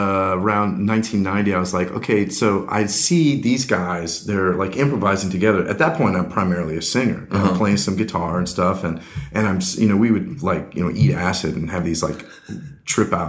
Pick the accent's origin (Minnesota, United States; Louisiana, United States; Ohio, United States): Louisiana, United States; New Orleans; also born or lived in West Coast; now in Atlanta, United States; I had done a lot in church as I was a kid growing up in New Orleans.